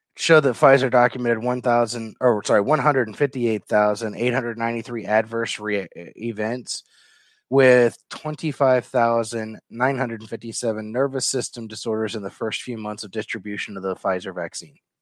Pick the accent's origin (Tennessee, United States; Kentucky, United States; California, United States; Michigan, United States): Kentucky, United States; from my home state of Kentucky